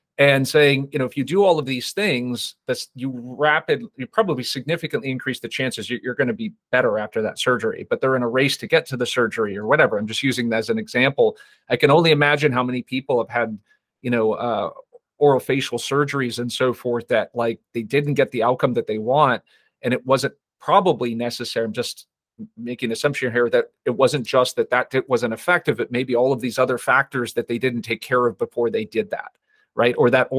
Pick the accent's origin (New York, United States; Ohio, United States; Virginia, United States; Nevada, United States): Nevada, United States; Las Vegas; I'm from Vegas, by the way, so I understand.